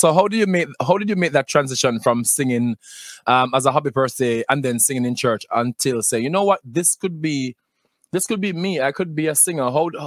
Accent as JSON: {"language": "English", "region": "Clarendon", "country": "Jamaica", "tie": "born or raised there", "also_born_or_lived": "Spanish Town, Jamaica", "said": "So I was born there, but I grew up in Clarendon."}